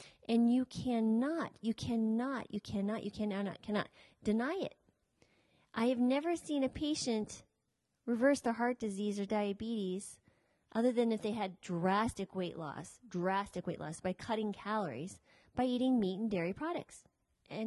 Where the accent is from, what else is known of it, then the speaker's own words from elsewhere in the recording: United States; we are American citizens